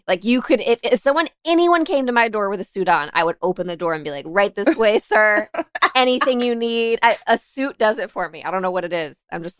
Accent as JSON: {"language": "English", "region": "Florida", "country": "United States", "tie": "born or raised there"}